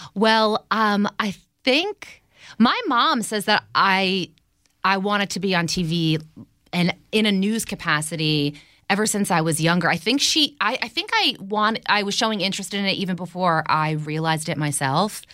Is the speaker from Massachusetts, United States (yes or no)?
no; New Jersey, United States; I'm from New Jersey